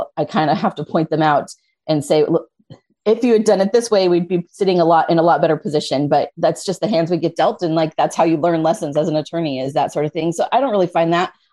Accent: Wyoming, United States; moved away as an adult; now in Southern California, United States; I grew up in Wyoming. I grew up in a small town

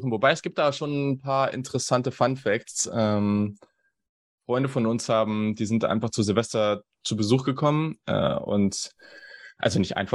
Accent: Hanover, Lower Saxony, Germany; moved away; ich komme ja aus Hannover

